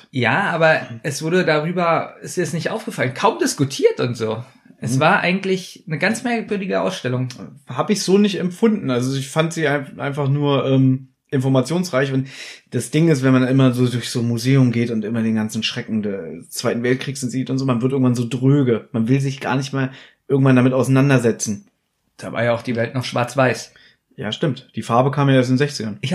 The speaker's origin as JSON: {"language": "German", "region": "Berlin", "country": "Germany", "said": "So, ich als Berliner weiß nicht, wie ich zum Bus 100 komme."}